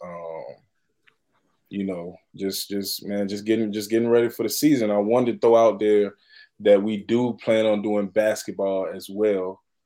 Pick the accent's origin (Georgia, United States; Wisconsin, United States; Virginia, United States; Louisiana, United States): Virginia, United States; Chesterfield; I'm from Chesterfield